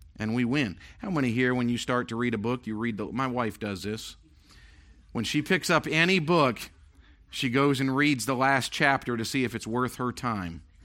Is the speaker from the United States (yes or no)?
yes; Maine, United States; moved away; also born or lived in Tennessee / Pennsylvania; I was born and raised in Maine.